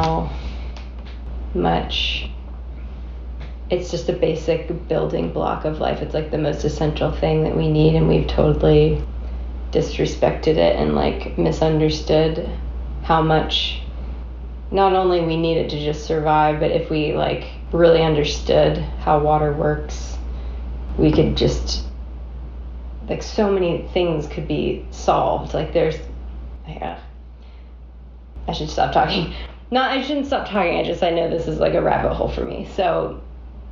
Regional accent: Plant City, Florida, United States; now in Nashville, United States; I am from Florida, originally.

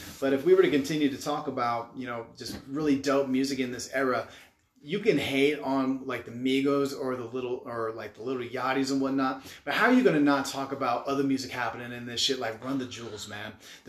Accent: Utah, United States; growing up in Utah County

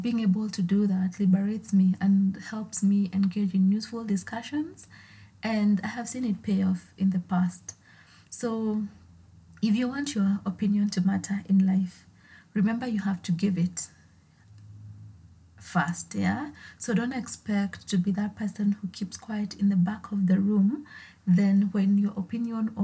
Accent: Naivasha, Nakuru County, Kenya; So I grew up in Naivasha, a town

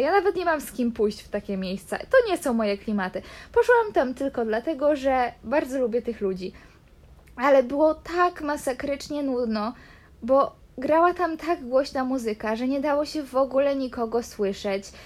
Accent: Poland; now in Canary Islands, Spain

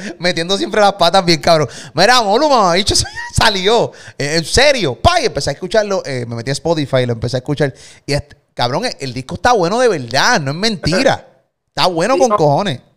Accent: Puerto Rico; soy el … de Puerto Rico

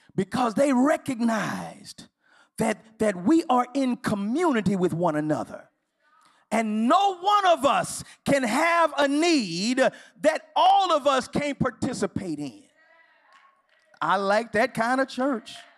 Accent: Houston, Texas, United States; now in Los Angeles, United States; I'm from Houston

